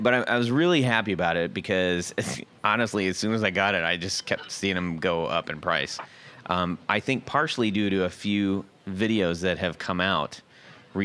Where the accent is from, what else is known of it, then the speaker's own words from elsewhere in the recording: Seal Beach, California, United States; where I grew up in Seal Beach, California